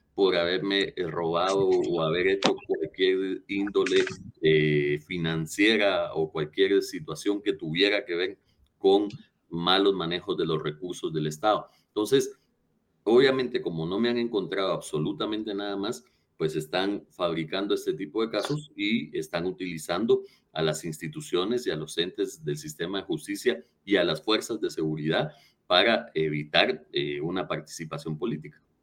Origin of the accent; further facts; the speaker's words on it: Guatemala; hemos ganado como guatemaltecos